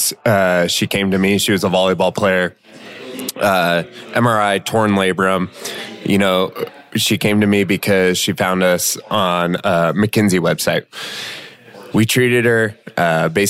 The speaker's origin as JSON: {"language": "English", "town": "Elkhorn", "country": "United States", "tie": "born or raised there", "said": "my hometown, Elkhorn"}